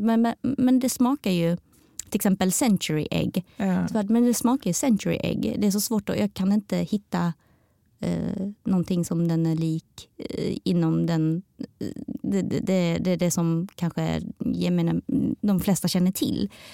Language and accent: Swedish; Sweden; also born or lived in Taiwan (ancestry); våra historier som svensk-taiwaneser